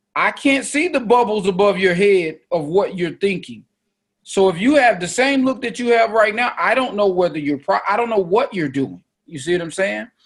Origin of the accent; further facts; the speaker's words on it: Oakland, California, United States; I'm from East Oakland